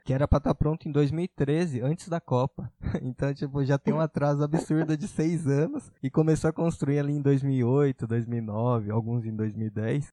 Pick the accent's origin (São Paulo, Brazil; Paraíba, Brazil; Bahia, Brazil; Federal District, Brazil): São Paulo, Brazil; border with Santo André; eu cresci ali na divisa com o Santo Andrana.